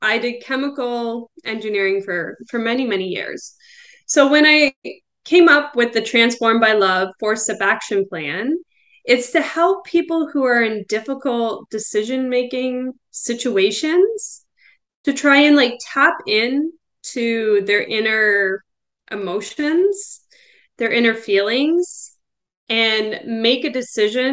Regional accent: Belleville, Ontario, Canada; we moved back to my hometown. So we're in Belleville, Ontario now

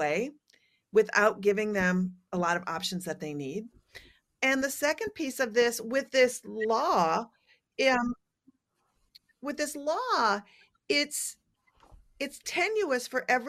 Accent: Minnesota, United States; I'm a Scandinavian from Minnesota

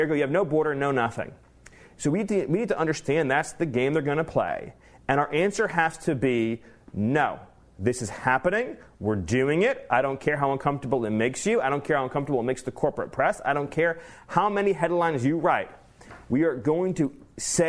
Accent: Southern California, United States; I grew up in Southern California.

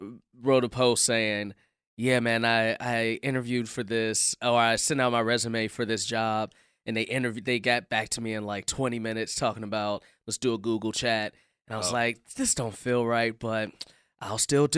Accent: Chicago, Illinois, United States; I'm from Chicago

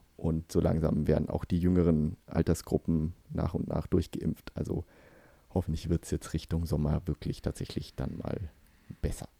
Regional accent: Germany; now in Sweden; als Deutscher

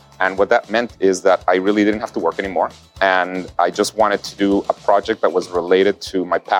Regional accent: Guatemala; I grew up in Guatemala.

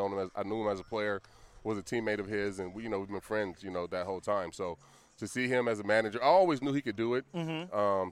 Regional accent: Vallejo, California, United States; being from Vallejo and having my whole family here

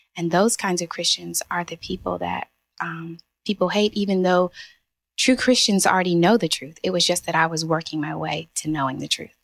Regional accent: Eastern North Carolina, United States; moved away as an adult; also born or lived in Pennsylvania / New Jersey / New York; now in Charlotte, United States; I've lived all over. So I'm from Eastern North Carolina.

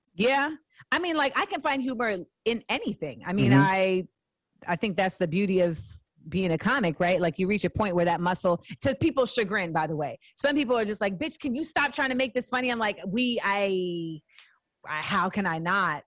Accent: Orlando, Florida, United States; moved away as an adult; also born or lived in Inglewood, California / San Fernando Valley, California / New York; I lived in LA till I was 8 mm-hmm. uh, then I moved to Orlando. So that's where I spent my like formative years mm-hmm. in Orlando until I was 18

